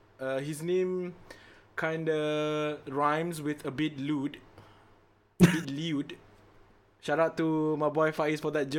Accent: Malaysia; as a Malaysian, as a human being, as a Malay, as a born Muslim

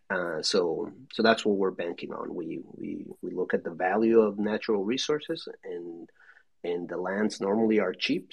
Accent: Mexico; I'm from Mexico

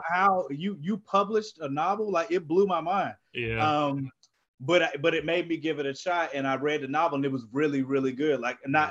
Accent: Durham, North Carolina, United States; I'm from Durham, North Carolina

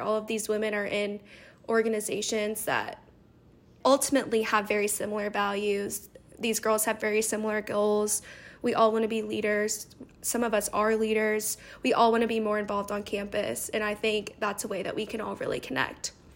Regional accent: Louisville, Kentucky, United States; I'm from Louisville

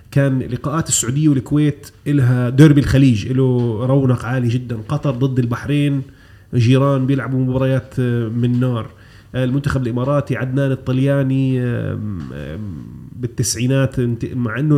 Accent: Jordan; also born or lived in Kuwait; انا كنت مولود في الكويت انتقلت الى الاردن عمري سبع سنوات او ثمان سنوات لكن مرحلتي الطفوله المبكره

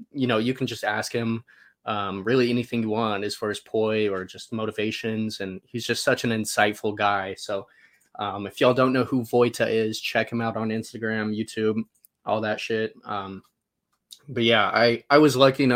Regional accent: Salt Lake City, Utah, United States; now in Boise, United States; I grew up in Salt Lake City, but Boise, Idaho is where I'm currently living.

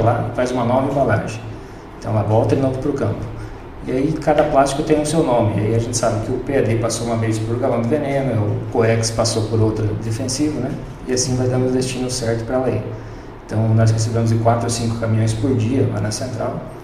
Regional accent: Erechim, Rio Grande do Sul, Brazil; also born or lived in Florianópolis; now in Lucas do Rio Verde, Brazil; eu sou gaúcho de Erechim e vim de Florianópolis

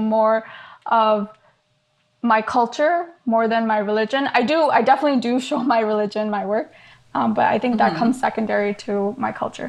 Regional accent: New Jersey, United States; also born or lived in Saudi Arabia / India / Canada / Hyderabad (family); first few years of my life, I was like a world traveler, I guess. But then I pretty much grew up in New Jersey after that. I didn't really move much.

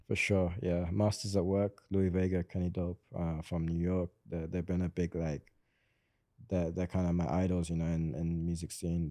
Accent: Swindon, South West England, United Kingdom; I'm actually from Swindon

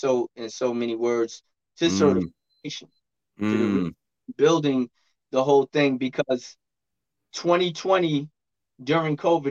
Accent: New York City, New York, United States; moved away as an adult; Well, I'm from Brooklyn, but we're in a remote location now.

